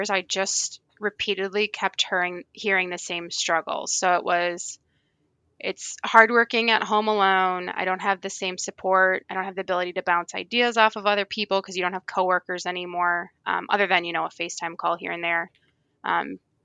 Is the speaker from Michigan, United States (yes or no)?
yes; Michigan, United States; I'm from Michigan, so we have a lot of lakes and rivers.